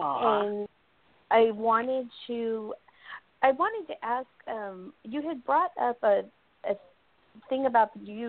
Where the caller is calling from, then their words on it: North Carolina, United States; I'm calling from North Carolina.